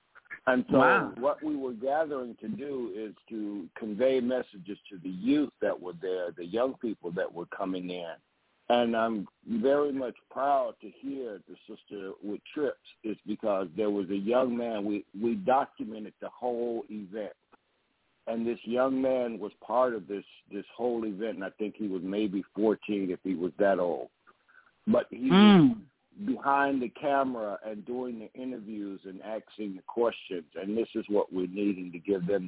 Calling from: DeKalb, Illinois, United States; I am calling you from DeKalb, Illinois.

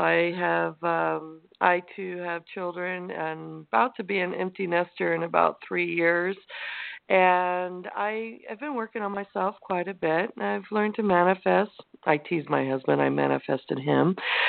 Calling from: Santa Cruz, California, United States; In Central Coast, Santa Cruz.

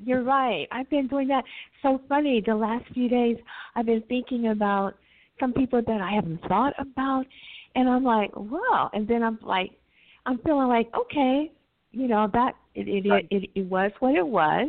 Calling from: California, United States; Right now I'm in California.

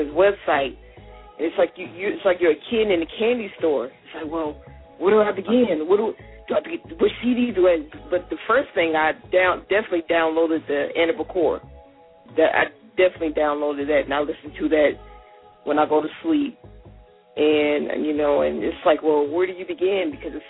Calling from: U.S. Virgin Islands; I'm calling from St. Thomas.

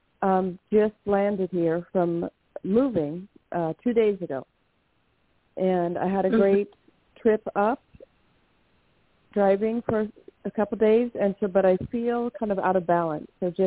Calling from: Washington, United States; I'm calling from Washington State.

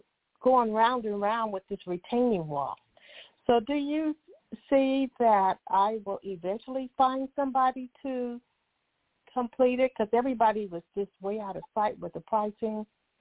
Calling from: California, United States

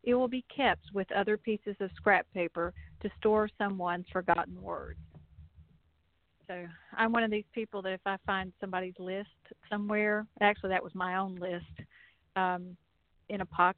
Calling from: North Carolina, United States; I'm actually in North Carolina, near Blowing Rock, which is near Appalachian State University

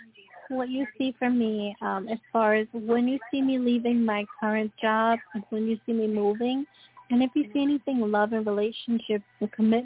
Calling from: Long Island, New York, United States; I'm calling from New York, Long Island.

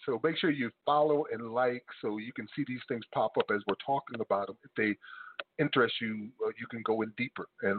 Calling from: South Carolina, United States; I am calling from South Carolina.

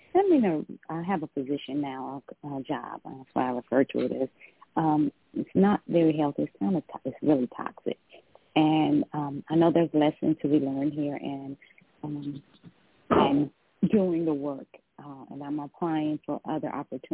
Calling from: Georgia, United States; I'm calling from Atlanta. Well, I'm calling from Georgia. I'm not really in Atlanta.

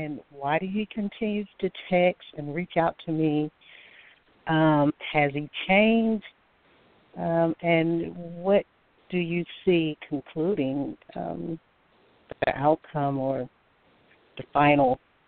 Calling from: Alabama, United States; I'm calling from Alabama.

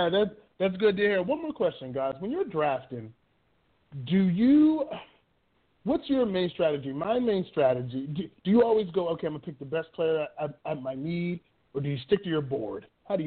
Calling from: New York City, New York, United States; I'm calling from Brooklyn.

